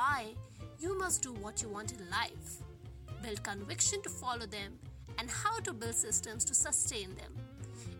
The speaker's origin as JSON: {"language": "English", "country": "India", "tie": "born or raised there", "moved": "yes", "lives_now": "Melbourne, Australia", "said": "We share the same home country"}